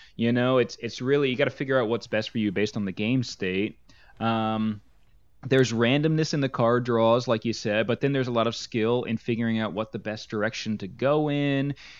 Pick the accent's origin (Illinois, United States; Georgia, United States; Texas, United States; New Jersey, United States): New Jersey, United States; we come from New Jersey